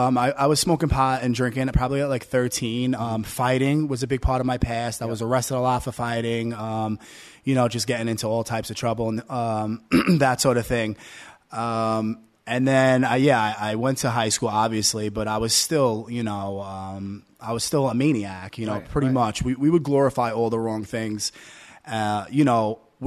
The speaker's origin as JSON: {"language": "English", "town": "Staten Island", "region": "New York", "country": "United States", "tie": "born or raised there", "also_born_or_lived": "Brooklyn", "said": "No, actually, I grew up in Staten Island."}